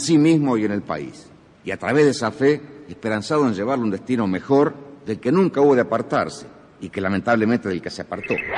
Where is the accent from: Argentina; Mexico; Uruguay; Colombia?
Argentina; como argentinos